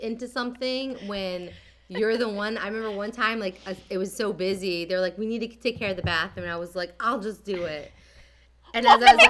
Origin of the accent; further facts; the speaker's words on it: Lumberton, New Jersey, United States; also born or lived in Cherry Hill, New Jersey; I grew up in Lumberton, New Jersey.